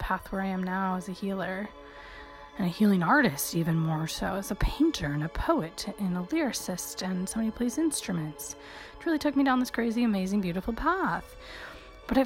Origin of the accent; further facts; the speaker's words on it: Michigan, United States; this very Eastern European girl growing up in Michigan